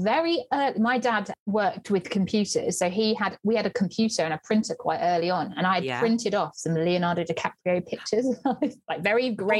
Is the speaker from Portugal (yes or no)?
no; Sussex, South East England, United Kingdom; In my hometown in Sussex, and living with mum and dad, so up the road from us.